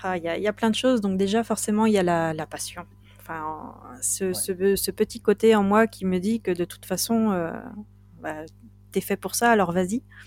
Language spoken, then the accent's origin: French; Binic, Brittany, France; on est vraiment chez moi, à Binic